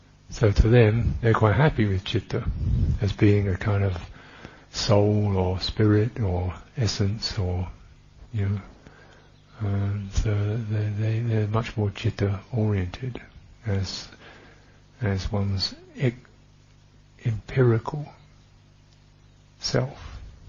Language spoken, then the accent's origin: English; England, United Kingdom; I am English